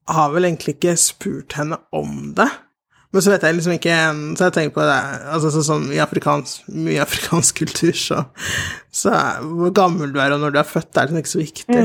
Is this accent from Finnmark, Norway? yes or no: no; Oslo, Norway; also born or lived in Sierra Leone; jeg er oppvokst i, på Hauketo